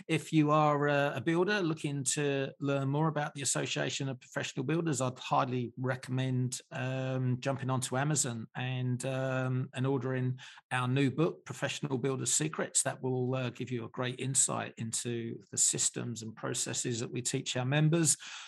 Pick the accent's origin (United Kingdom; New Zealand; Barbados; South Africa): United Kingdom; England; Hot, humid, sunny all the time. I come from England. I love the heat.